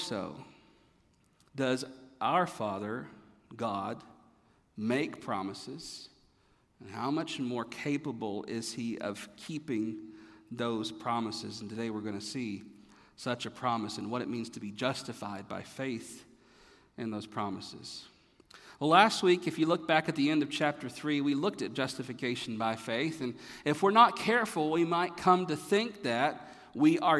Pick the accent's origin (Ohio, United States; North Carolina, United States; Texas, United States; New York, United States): North Carolina, United States; moved away; also born or lived in Florida; growing up in North Carolina